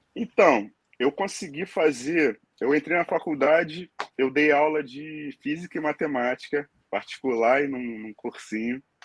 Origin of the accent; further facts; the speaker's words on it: Angra dos Reis, Rio de Janeiro, Brazil; moved away as an adult; now in Dublin, Ireland; eu sou nasci em Angra dos Reis, mas fui morar no Rio de Janeiro com 14 anos. E de lá para cá, fiquei no, no Rio